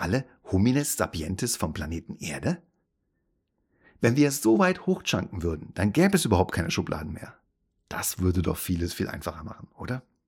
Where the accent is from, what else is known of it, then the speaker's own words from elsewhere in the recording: Hesse, Germany; meine Nationalität ist deutsch. Und ich bin in Hessen geboren